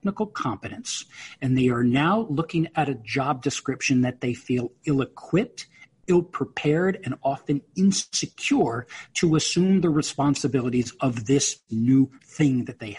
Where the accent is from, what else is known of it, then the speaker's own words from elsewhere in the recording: New York, United States; I'm a New Yorker, and I was a finance major in college